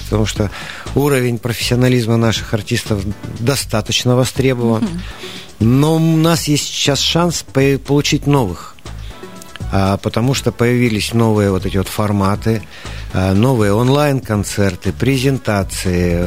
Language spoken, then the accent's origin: Russian; Siberia, Russia; мы же сибиряки, мы народ э, очень оптимистичный